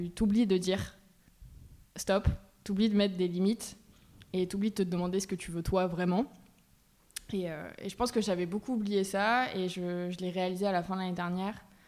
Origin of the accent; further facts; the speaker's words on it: Bergerac, Nouvelle-Aquitaine, France; je viens de Bergerac, dans le sud-ouest